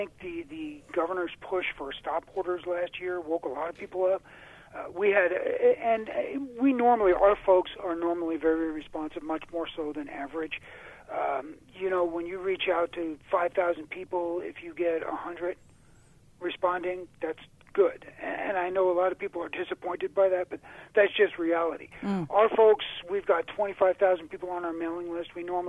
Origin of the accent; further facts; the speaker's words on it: New York, United States; moved away; I came from New York, as you know, and I've lived here for 24 years now.